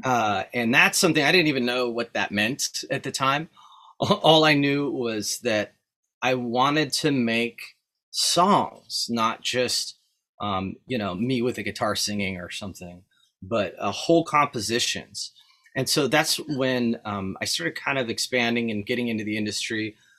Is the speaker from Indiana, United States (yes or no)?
no; Lemon Grove, California, United States; I grew up actually in Lemon Grove